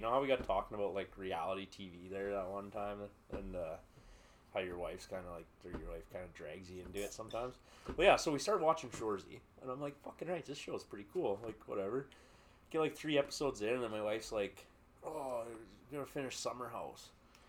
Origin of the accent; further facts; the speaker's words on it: New York, United States; Who? From New York. I'm from New York.